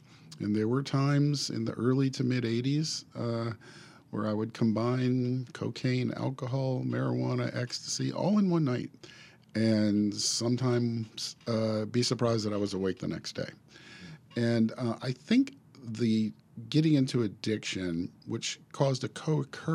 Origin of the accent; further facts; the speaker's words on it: New Orleans, Louisiana, United States; moved away; also born or lived in Chicago; Born and raised in New Orleans